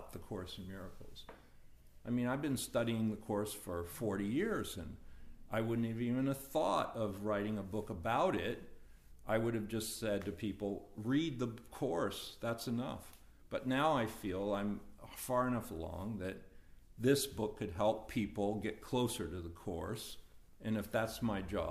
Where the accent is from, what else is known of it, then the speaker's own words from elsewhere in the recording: United States; I incarnated as an American